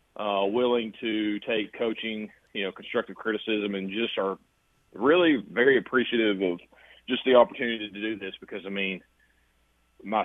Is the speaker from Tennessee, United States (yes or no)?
yes; Kingston, Tennessee, United States; moved away as an adult; now in Cookeville, United States; growing up in East Tennessee, I mean, in Kingston, I'm like, I love where I grew up, but I've actually been in Cookeville now longer than I've lived in Kingston